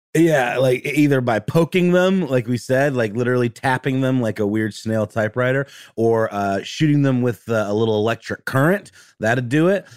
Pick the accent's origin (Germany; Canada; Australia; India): Germany; moved away; I grew up in Germany